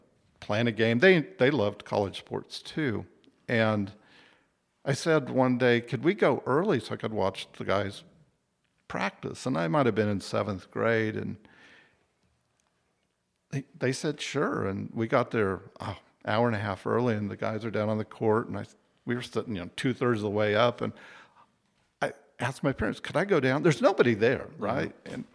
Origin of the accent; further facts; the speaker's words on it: Wichita, Kansas, United States; Wichita State, I grew up in Wichita.